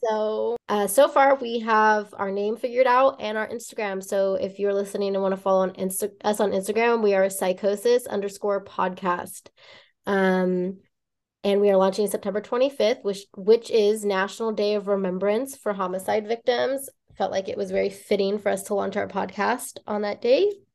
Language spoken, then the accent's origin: English; Bay Area, California, United States; now in Los Angeles County, United States; I am from the Bay Area. We are both from the Bay Area originally.